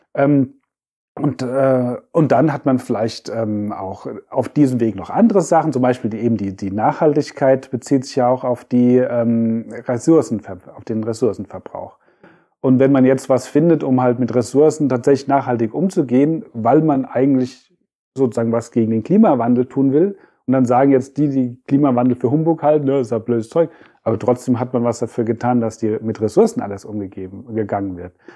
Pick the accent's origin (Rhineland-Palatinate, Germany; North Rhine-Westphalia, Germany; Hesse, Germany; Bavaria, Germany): Hesse, Germany; Frankfurt; also born or lived in Freiburg; ich bin ja in Frankfurt geboren, bin in Orlhesse, war aber dann in Freiburg eine Zeit lang